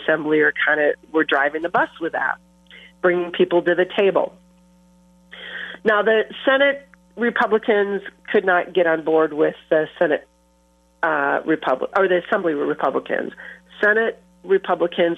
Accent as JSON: {"language": "English", "region": "southern Minnesota", "country": "United States", "tie": "born or raised there", "moved": "yes", "lives_now": "La Crosse, United States", "said": "growing up as a girl in rural farming community, southern Minnesota"}